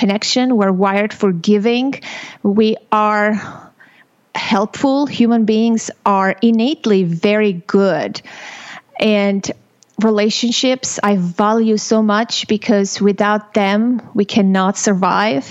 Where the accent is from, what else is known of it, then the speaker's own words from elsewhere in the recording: Armenia; moved away; I was born and raised in Armenia